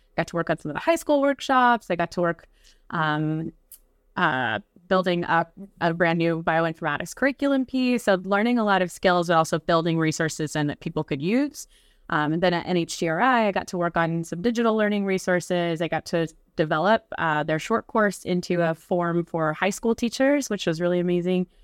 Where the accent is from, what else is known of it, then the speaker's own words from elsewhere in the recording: West Virginia, United States; now in Brooklyn, New York, United States; I'm from West Virginia originally, so I, um, grew up in a pretty small community